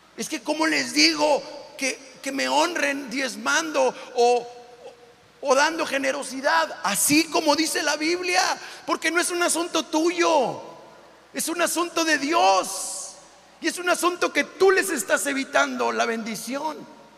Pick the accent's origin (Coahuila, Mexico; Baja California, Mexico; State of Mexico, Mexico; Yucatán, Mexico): Coahuila, Mexico; Monclova; moved away; also born or lived in Matamoros, Tamaulipas; de adolescente, donde soy yo, que soy de Monclova, Coahuila